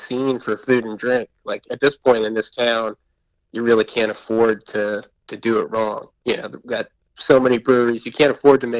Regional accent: Massachusetts, United States; also born or lived in Berkshire County, Massachusetts / Boston, Massachusetts / Somerville, Massachusetts; now in Asheville, United States; I grew up in Massachusetts, graduated college out in Berkshire County, out in Western Mass in the mountains, and then moved to Boston.

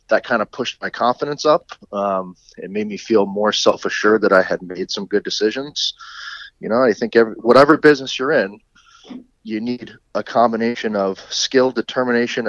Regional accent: Connecticut, United States; I grew up in Connecticut

